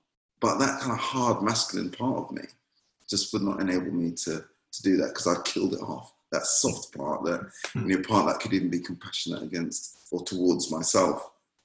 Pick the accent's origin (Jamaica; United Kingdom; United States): Jamaica; moved away; I was playing with some friends at church while I grew up in Jamaica